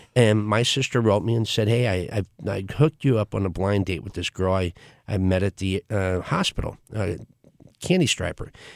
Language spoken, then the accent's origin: English; St. Louis, Missouri, United States; I was born here in Saint Louis, uh, in Overland